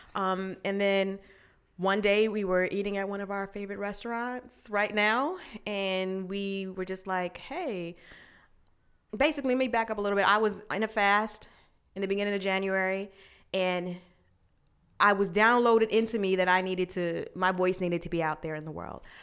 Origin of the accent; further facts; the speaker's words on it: Glendale, Arizona, United States; moved away as an adult; also born or lived in Virginia; I was born in Virginia, but I was raised in the good old sunny Glendale, Arizona.